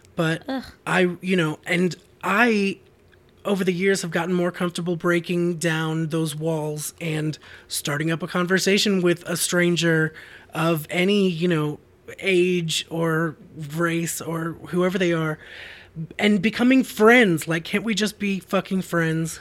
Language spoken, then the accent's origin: English; Boston, Massachusetts, United States; I grew up in Boston, uh, in the suburbs